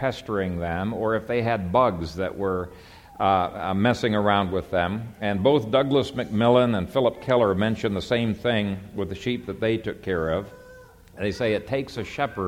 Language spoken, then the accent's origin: English; Ethiopia; moved away; I grew up in Ethiopia